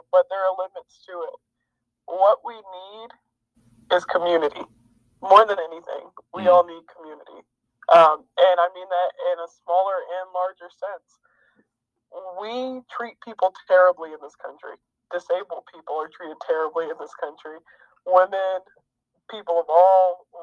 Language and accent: English; United States; I am an American